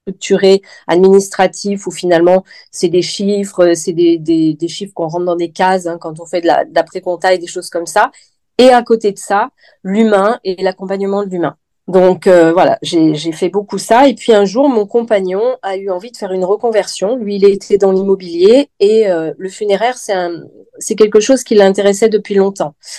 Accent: Lyon, Auvergne-Rhône-Alpes, France; moved away as an adult; also born or lived in Nouméa, New Caledonia; now in Vence, France; Je suis lyonnaise à la base et je voulais pas retourner à Lyon

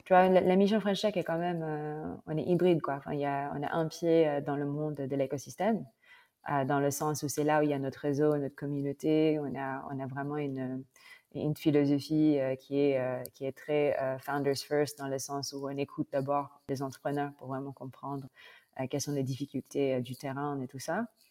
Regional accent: Philippines; French is a second language; moved away as an adult; also born or lived in Bordeaux, France; now in France; Je, je suis, euh, philippine

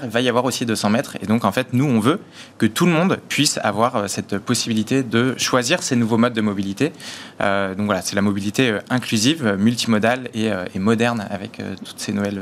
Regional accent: Paris, Île-de-France, France; je suis parisien euh, depuis que je suis petit

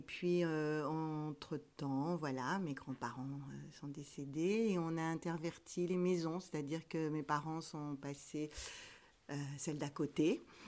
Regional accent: Rambouillet, Île-de-France, France; je suis née à Rambouillet

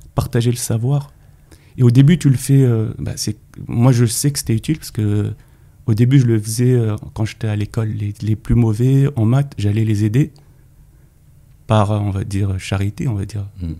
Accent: Paris, Île-de-France, France; also born or lived in Neuilly-sur-Marne; je suis né à Paris, au centre de Paris. Euh, j'ai vécu au centre de Paris

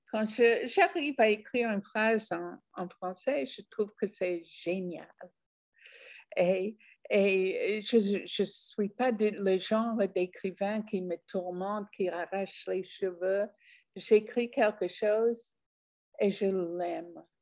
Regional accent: France; quand je dis je suis française et je montre, je suis prête à montrer ma carte d'identité

